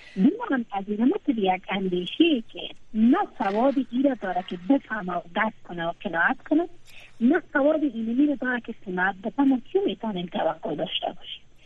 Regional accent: Afghanistan; ما به عنوان شهروند افغانستان که در 20 سال در دامن اجتماع افغانستان بزرگ شدیم

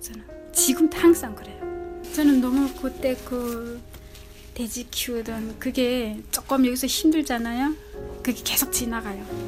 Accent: North Korea; also born or lived in South Korea; now in Chicago, United States

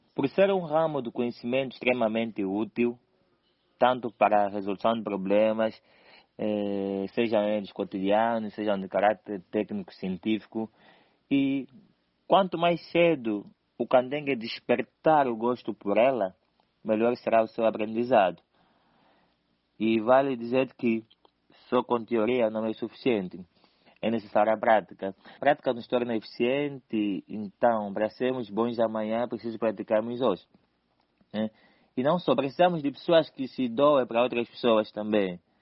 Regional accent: Cazenga, Luanda Province, Angola; escolhi o Kazenga porque é lá onde eu nasci, é lá onde eu cresci

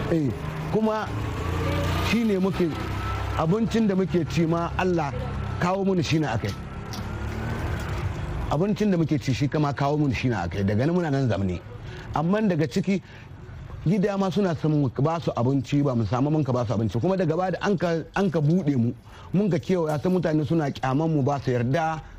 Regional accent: Niger; moved away; ni dan Nijar ne kuma inda ne manomi na ƙauyen intuwila kuma 'ya'yana guda goma sha shida yau shekara ta 60 da wasu 'yan watanni

